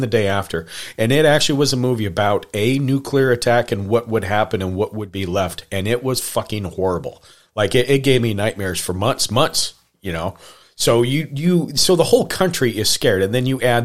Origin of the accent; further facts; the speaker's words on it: Montana, United States; I grew up in Montana